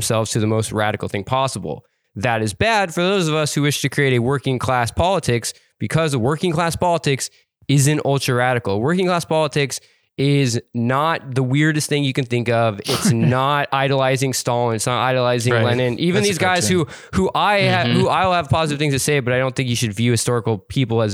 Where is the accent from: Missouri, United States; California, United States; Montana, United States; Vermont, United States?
Montana, United States; I grew up poor in a small town in Montana